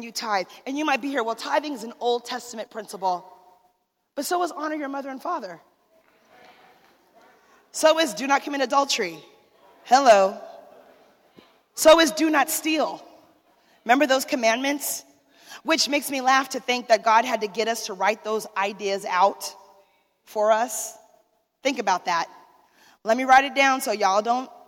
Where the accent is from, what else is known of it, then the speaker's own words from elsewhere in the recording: Arizona, United States; I'm from Arizona